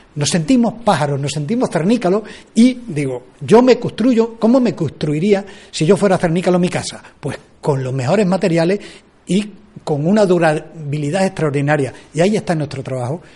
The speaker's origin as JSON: {"language": "Spanish", "town": "Almendralejo", "region": "Extremadura", "country": "Spain", "said": "somos embajadores de Almendralejo en el mundo"}